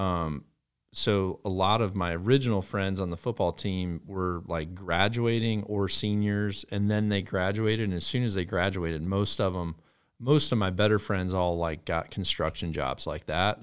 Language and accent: English; Mississippi Delta, United States; I grew up in the Mississippi Delta